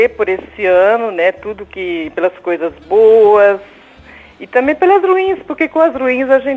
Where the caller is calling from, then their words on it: Blumenau, Santa Catarina, Brazil; Eu falo de Blumenau, Santa Catarina.